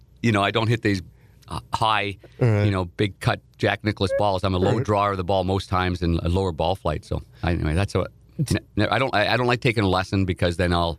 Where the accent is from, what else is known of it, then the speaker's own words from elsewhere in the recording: Nepean, Ontario, Canada; Like, I grew up in Nepean, Ontario, which is outside of Ottawa, the nation's capital, and we were the Nepean Raiders.